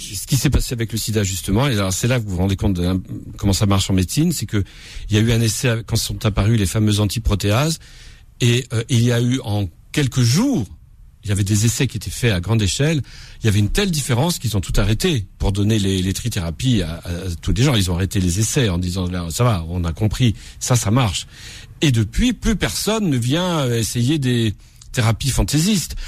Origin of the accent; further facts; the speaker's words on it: Corsica, France; je suis corse